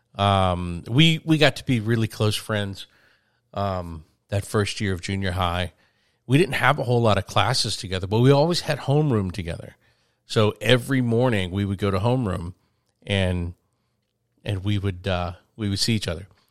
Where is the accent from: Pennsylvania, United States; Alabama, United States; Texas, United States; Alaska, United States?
Alabama, United States; a small town outside of Birmingham; I am from a small town